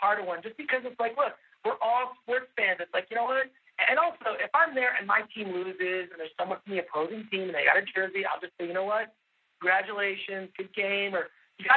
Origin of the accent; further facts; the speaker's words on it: Detroit, Michigan, United States; now in Pasadena, United States; growing up in Detroit and growing up in Michigan